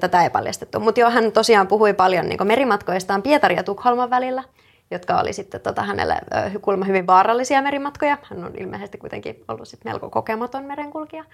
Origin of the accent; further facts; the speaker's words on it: Rauma, Satakunta, Finland; now in Turku, Finland; mä oon Raumalta